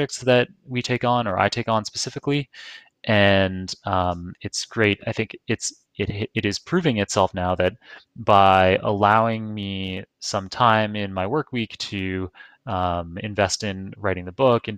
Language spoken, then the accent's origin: English; Toronto, Ontario, Canada; now in New York, United States; I live in New York, but I'm from Toronto